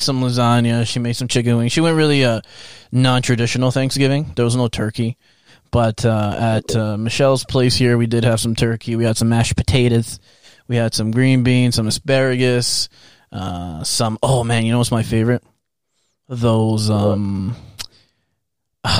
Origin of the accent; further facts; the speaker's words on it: Canada; we're Canadian.